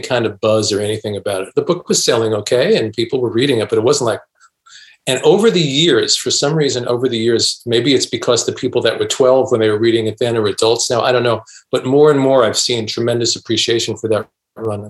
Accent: New York City, New York, United States; I grew up in Brooklyn.

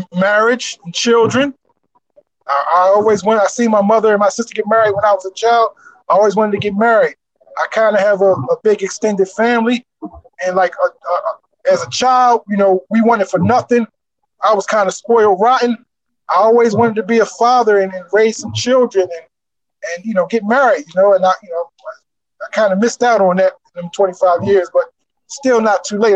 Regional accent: Camden, New Jersey, United States; born or raised there

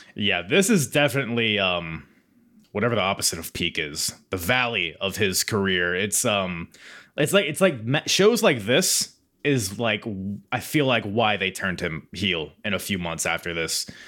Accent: Norfolk, Virginia, United States; my hometown, uh, about five minutes from where I'm sitting right now, Norfolk, Virginia

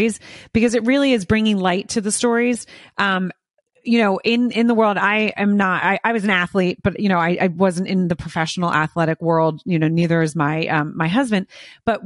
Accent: outside of Philadelphia, Pennsylvania, United States; I grew up right outside of Philadelphia.

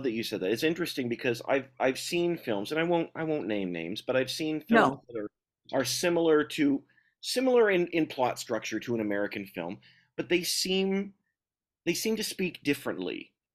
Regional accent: Toronto, Ontario, Canada; growing up in Toronto area

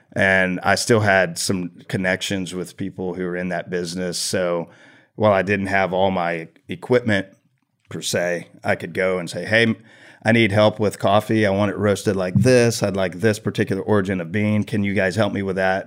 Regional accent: Tomball, Texas, United States; I grew up here in Tomball

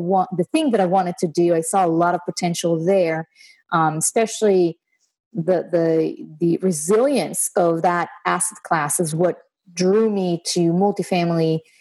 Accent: Israel; moved away as an adult; now in United States; I was born and raised in Israel, and I moved to the states about six years ago

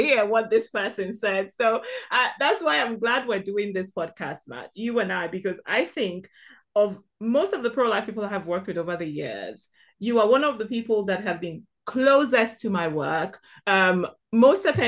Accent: southeastern Nigeria, Nigeria; now in United Kingdom; Born and raised in the southeastern part of Nigeria

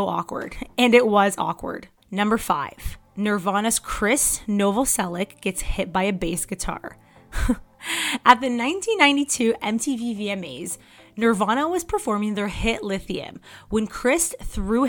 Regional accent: Canada; I'm Canadian

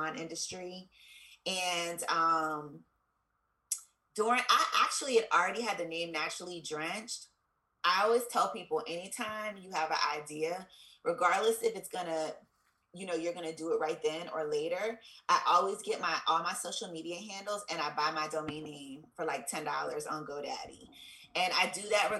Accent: Columbia, Maryland, United States; also born or lived in Pennsylvania / Washington, D.C.; I am from Columbia, Maryland. I was born in Columbus, Ohio, but I moved from there when I was like 4, so I really have no memory of it. And I grew up in Maryland

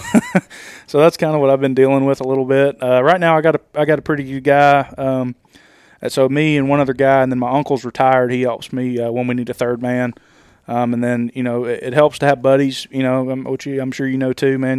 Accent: Nashville, Tennessee, United States; I'm from Nashville and I'm in Alabama right now.

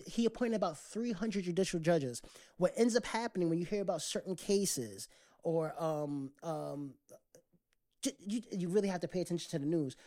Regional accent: United States

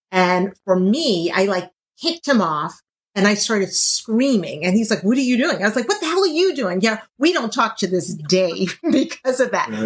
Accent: Louisiana, United States; I'm from Louisiana

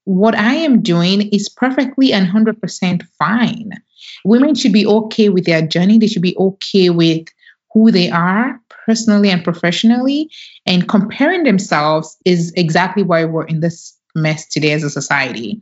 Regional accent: Nigeria; now in United States; Growing up in Nigeria

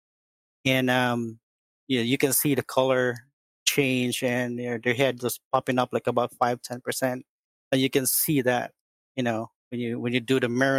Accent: Philippines; moved away as an adult; now in Chicago, United States; I'm from Chicago, originally from Philippines, migrated here in the U.S. About 8 years ago

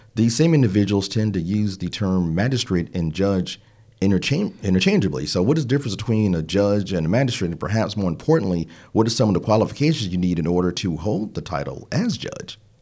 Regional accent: Midwest, United States; now in Charlotte, United States; We're both from the Midwest and somehow found ourselves in Charlotte

